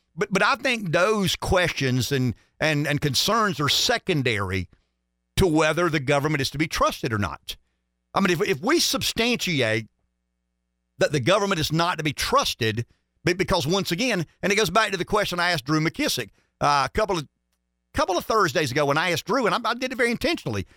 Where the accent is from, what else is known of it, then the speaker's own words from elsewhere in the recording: United States; I'm an American.